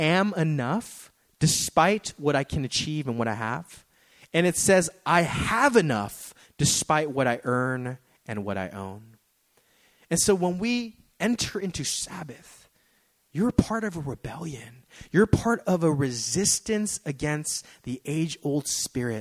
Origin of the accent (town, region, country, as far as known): United States